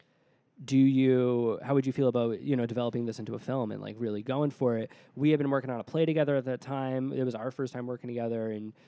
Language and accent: English; Connecticut, United States; I'm from Connecticut